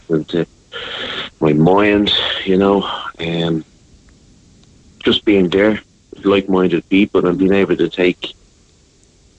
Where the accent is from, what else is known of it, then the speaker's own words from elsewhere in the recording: Dún Laoghaire, Leinster, Ireland; I grew up in Dunleary here.